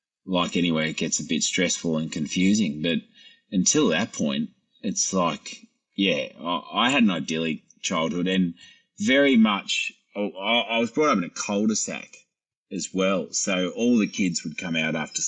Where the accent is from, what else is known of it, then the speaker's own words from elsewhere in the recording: Cronulla, New South Wales, Australia; I grew up in Cronulla